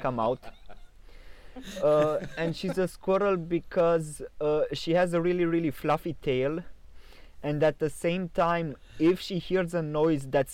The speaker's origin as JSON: {"language": "English", "town": "Sighișoara", "region": "Mureș County", "country": "Romania", "tie": "born or raised there", "said": "my hometown is also the hometown of Vlad the Impaler"}